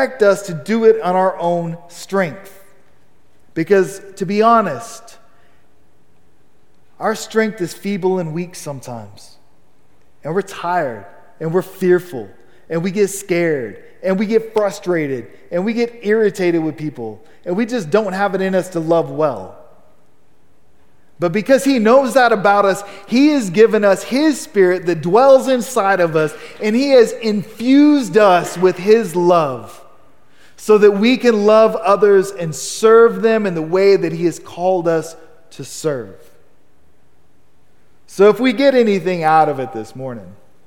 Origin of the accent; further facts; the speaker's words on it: Amarillo, Texas, United States; I was born here in Amarillo. I'm Texas born and bred